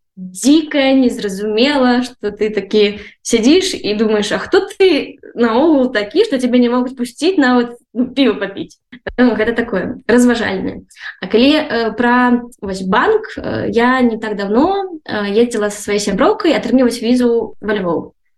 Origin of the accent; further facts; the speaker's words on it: Belarus; now in Ukraine; я беларуска